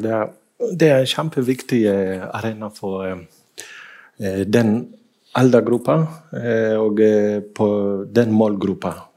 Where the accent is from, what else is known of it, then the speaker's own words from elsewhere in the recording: Kenya; now in Bergen, Norway; i Kenya, der jeg kommer fra